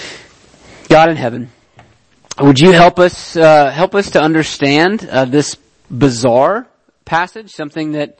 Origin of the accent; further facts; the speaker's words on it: Deep South, United States; growing up in the Deep South